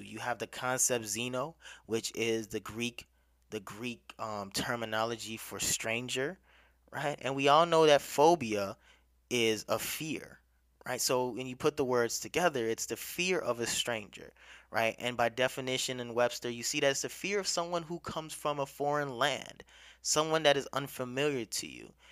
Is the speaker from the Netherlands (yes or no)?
no; Nigeria; now in United States; Nigeria is my home country